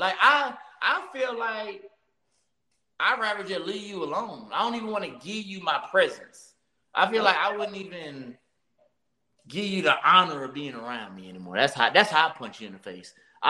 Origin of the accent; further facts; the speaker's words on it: New York City, New York, United States; when I was like 13 growing up in Brooklyn.